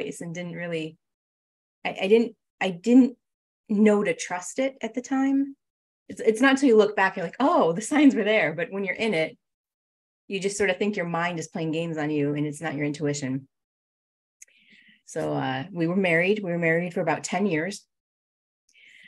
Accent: New England, United States; came back to our hometown, our home area

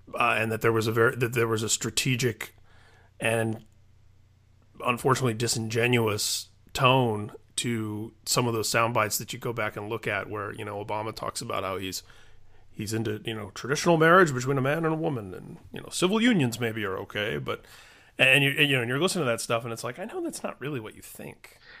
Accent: Indiana, United States; my home state, Indiana, where I grew up

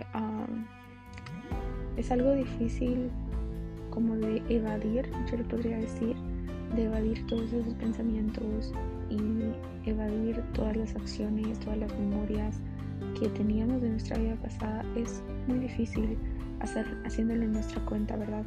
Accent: Mexico; como diríamos los mexicanos

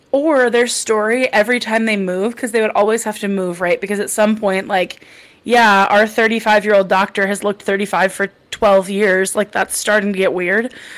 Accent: the country in the Midwest, United States; we have the second largest rodeo in the Midwest, so I didn't have nothing growing up

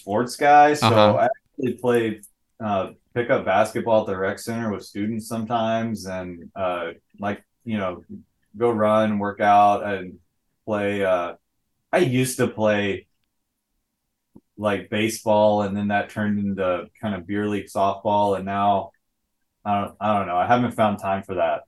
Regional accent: Kentucky, United States; moved away as an adult; also born or lived in Austin, Texas; now in San Antonio, United States; I grew up in Kentucky, but then I got my PhD at UT Austin.

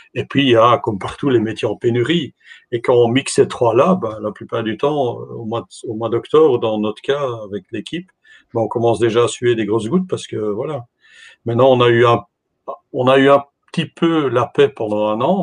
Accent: Belgium; je, je, participe de la Belgique

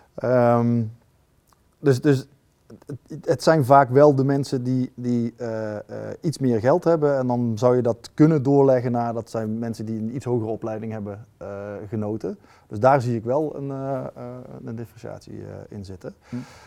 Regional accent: North Brabant, Netherlands; ik kom uit Brabant en dan resulteert dat bij ons in een rood-wit geblokt doekje

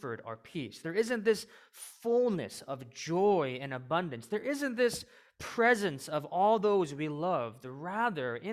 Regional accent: suburbs of St. Louis, Missouri, United States; moved away as an adult; now in Chicago, United States; I was born in the suburbs of St. Louis

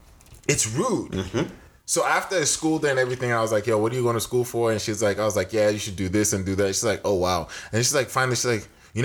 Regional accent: Nigeria; now in United States; I'm not from New York. Mm-hmm. Where you from? I'm like, I'm Nigerian.

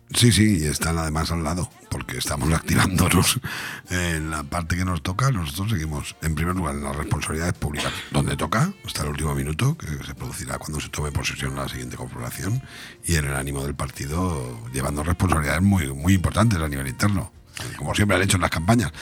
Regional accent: Benidorm, Valencian Community, Spain; es mi tierra, y es la tierra de todos los venidormenses

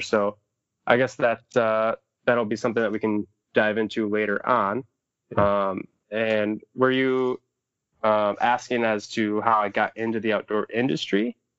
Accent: Southwest Michigan, United States; also born or lived in Upper Peninsula, Michigan; I'm from Southwest Michigan area. Uh, grew up around there

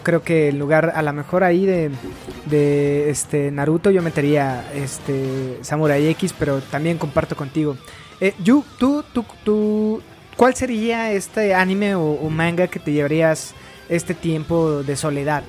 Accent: Mexico; para nosotros en México

